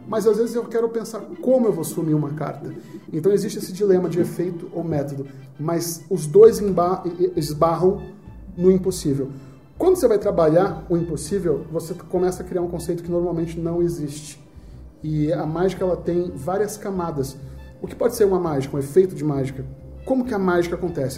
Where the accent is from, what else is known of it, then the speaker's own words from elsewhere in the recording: Northeast Region, Brazil; eu sou nordestino